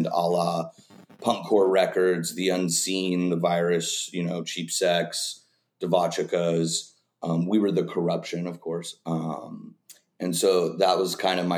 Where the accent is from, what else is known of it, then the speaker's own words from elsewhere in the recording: Dallas, Texas, United States; moved away as an adult; also born or lived in Los Angeles; now in Las Vegas, United States; Dallas. I grew up in Dallas, spent the first 18 years of my life there